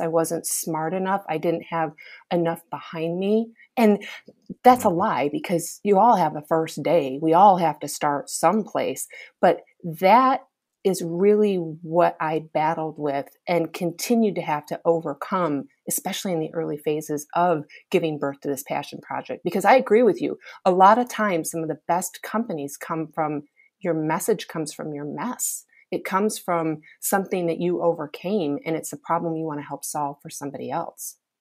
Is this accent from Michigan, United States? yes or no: yes; Michigan, United States; I'm this girl that's born and raised in Michigan